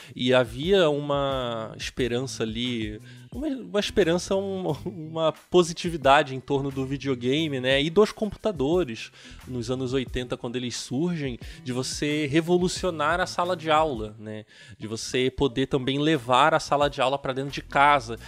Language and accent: Portuguese; Nilópolis, Rio de Janeiro, Brazil; eu sou do Rio de Janeiro, né? Então eu morei, eu morava em Nilópolis